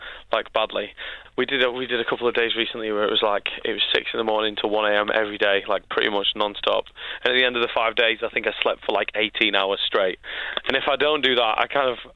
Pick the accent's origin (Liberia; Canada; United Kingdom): United Kingdom; Manchester, North West England; moved away as an adult; also born or lived in Scotland; now in London, United Kingdom; I was born in Scotland, but I moved down to Manchester when I was 3 years old, and then for the last 6 years I've lived in London